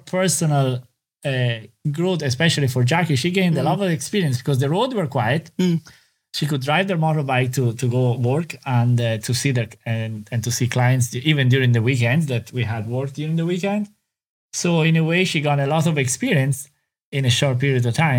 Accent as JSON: {"language": "English", "country": "Italy", "tie": "born or raised there", "moved": "as an adult", "lives_now": "Ireland", "said": "growing up in Italy"}